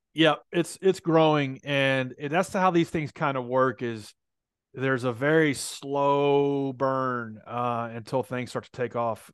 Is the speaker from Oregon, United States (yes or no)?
no; Nashville, Tennessee, United States; I'm from Nashville